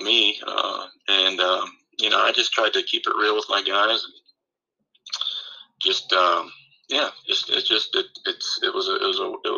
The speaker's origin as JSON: {"language": "English", "town": "Eden", "region": "Ohio", "country": "United States", "tie": "born or raised there", "said": "being a kid growing up in Eden, Ohio"}